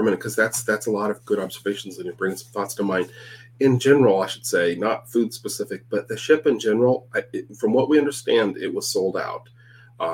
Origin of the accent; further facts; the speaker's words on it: Canada; I'm from Canada. It's not that different, you know?